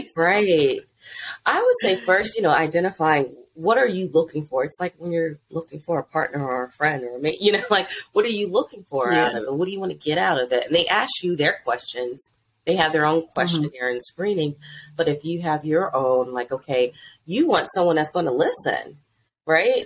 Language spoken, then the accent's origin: English; Delaware, United States; now in DMV area, United States; I'm originally from Delaware